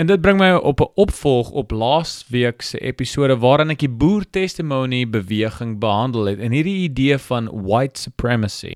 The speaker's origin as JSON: {"language": "Afrikaans", "country": "South Africa", "said": "as Afrikaners"}